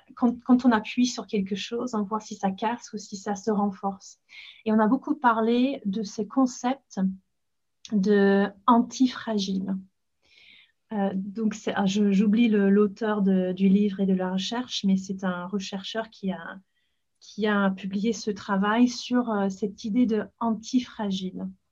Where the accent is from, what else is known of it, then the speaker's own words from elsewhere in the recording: Leeds, Yorkshire and the Humber, United Kingdom; French is a second language; moved away as an adult; now in Paris, France; je suis née à Leeds, dans le nord d'Angleterre